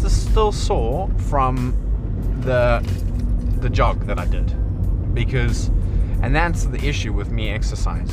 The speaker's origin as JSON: {"language": "English", "country": "South Africa", "moved": "as an adult", "lives_now": "England", "said": "I'm South African."}